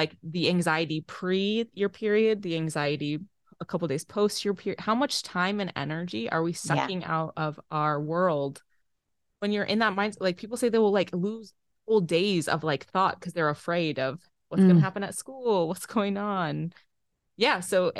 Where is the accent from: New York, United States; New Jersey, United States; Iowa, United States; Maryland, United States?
Iowa, United States; Waterloo; also born or lived in Brownsville, United States; So early roots, I was born in Waterloo and we lived different places in Iowa. And then my mom took a teaching job in Texas. So we lived in Texas in Brownsville for a year.